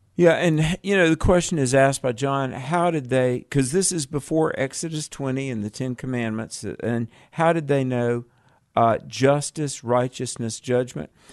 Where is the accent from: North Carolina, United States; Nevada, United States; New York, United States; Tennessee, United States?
North Carolina, United States; moved away; also born or lived in Colorado; my home state is North Carolina